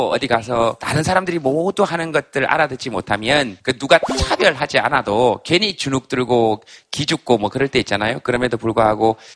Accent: United Kingdom; accent: British; 저는 약간 영국식 악센트가 있어서.

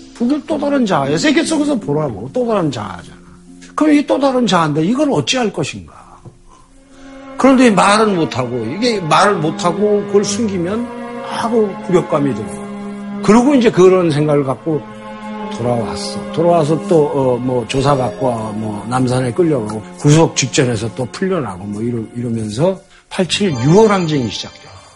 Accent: South Korea; 나는 남한 역사의 산물이고, 난 남한에 귀속돼 있다.

